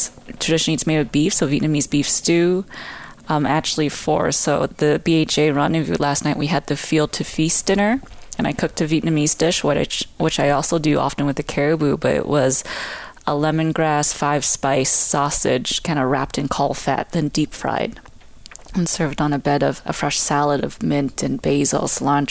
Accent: Canada; I'm more Canadian than most Canadians because we hunt, we fish.

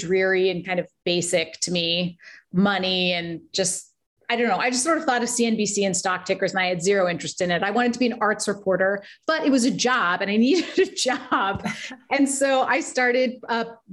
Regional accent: Boise, Idaho, United States; moved away; Boise is where I grew up.

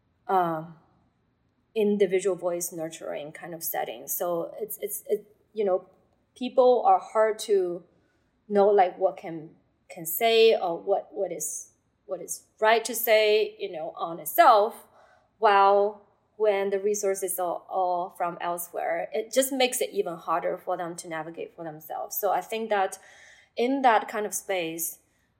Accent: Shanghai, China; moved away as an adult; also born or lived in Berkeley, United States; growing up in Shanghai, which is a city that's very much influenced by Western countries

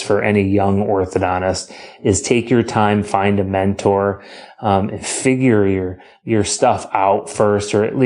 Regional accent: Boston, Massachusetts, United States; moved away as an adult; also born or lived in Illinois; as a Boston kid, if you can not hear it in my accent, it's because I hide it amazingly well.

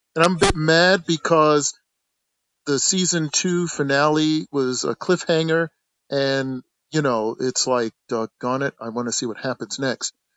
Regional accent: the North, United States; I grew up in the North

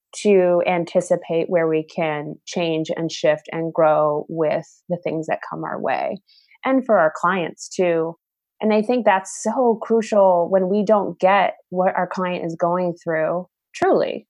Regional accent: Southern California, United States; I'm originally from Southern California

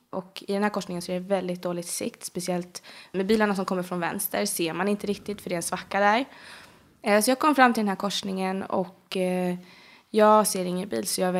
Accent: Bålsta, Uppsala County, Sweden; Är du född och uppvuxen i Bålsta eller? Ja, alltid mm. bott där. Eh, förutom min pappa bodde ett litet tag in i Stockholm, men förutom mm. det så har det bara varit Bålsta på Nyhus. Ja, eller ja, jag har bott i hus i stort sett hela min uppväxt.

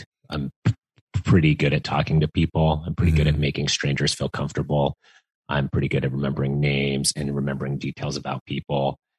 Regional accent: Utah, United States; I grew up in Utah

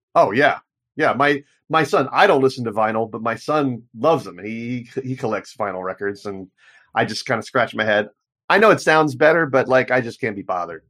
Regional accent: United States; as an American

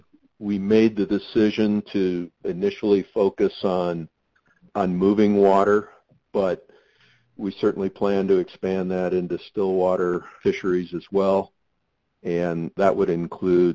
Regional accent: Michigan, United States; I grew up in Michigan

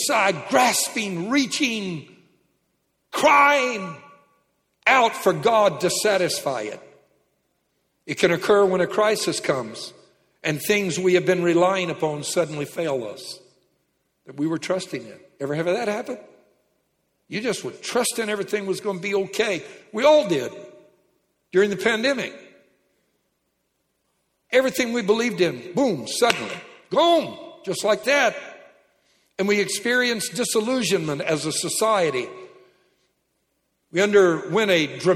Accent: Louisiana, United States; I'm from Louisiana

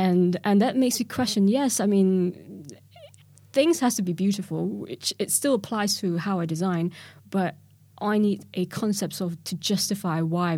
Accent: Kuala Lumpur, Malaysia; now in London, United Kingdom; So that was really sort of ingrained in me when I came from Kuala Lumpur here to London.

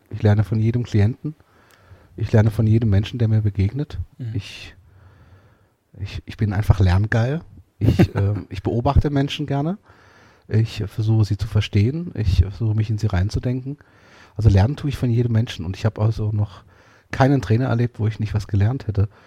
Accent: Portugal; German is a second language; vor allen Dingen auch mit meinem Bild von der Religion und auch gerade auch als Portugiese von der katholischen Kirche

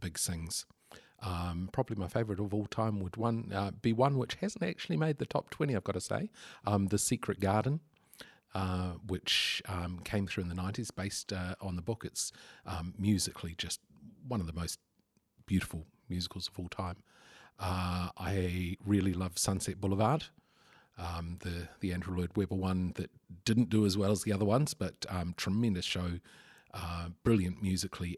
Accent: Lower Hutt, Wellington, New Zealand; I grew up in the Hutt Valley, and early high school years were a bit rough around the edges

